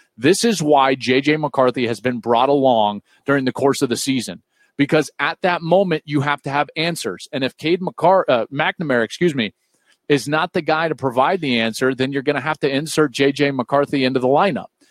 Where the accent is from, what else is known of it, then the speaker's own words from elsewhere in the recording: Michigan, United States; growing up in the state of Michigan, my whole life